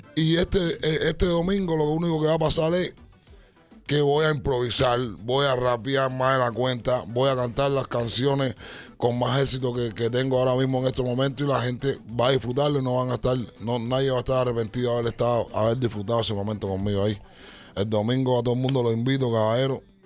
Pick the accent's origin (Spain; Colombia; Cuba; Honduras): Cuba; cuando niño en Cuba